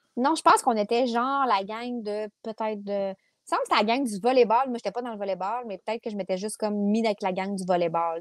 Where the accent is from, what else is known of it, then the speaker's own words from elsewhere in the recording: Quebec City, Quebec, Canada; also born or lived in Limoilou / Saint-Jean-Baptiste; Je suis née à Charlebourg